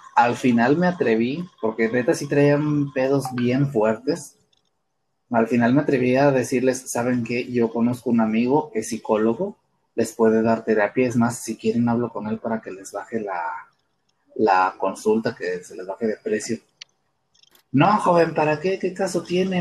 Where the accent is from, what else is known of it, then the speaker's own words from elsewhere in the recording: Mexico; nosotros, este, como mexicanos, como cultura